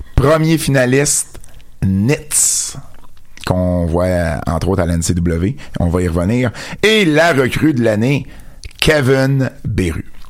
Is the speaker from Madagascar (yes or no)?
no; Jonquière, Quebec, Canada; accent: Jonquière accent; mon accent de Jonquière